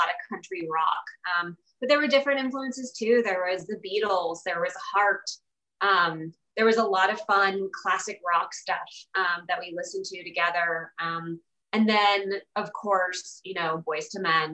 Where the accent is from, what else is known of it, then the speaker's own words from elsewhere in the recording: Virginia, United States; also born or lived in California; now in Nashville, United States; I'm from Virginia